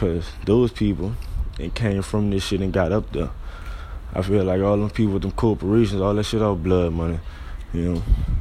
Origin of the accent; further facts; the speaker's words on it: New Orleans, Louisiana, United States; I'm coming from the Seventh Ward, New Orleans